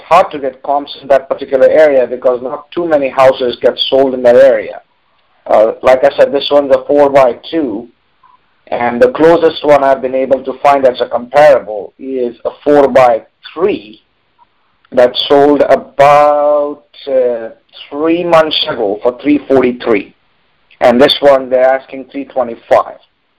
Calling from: Jacksonville, Florida, United States; Jacksonville, Florida.

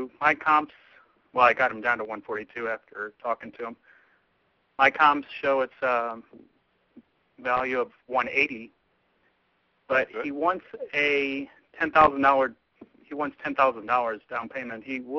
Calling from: Maryville, Illinois, United States; I'm from Edwards, Maryville, Illinois.

